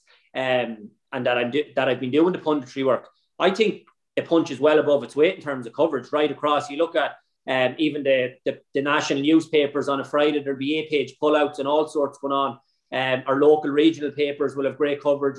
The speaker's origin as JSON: {"language": "English", "town": "Sligo", "region": "Connacht", "country": "Ireland", "said": "we're from Sligo"}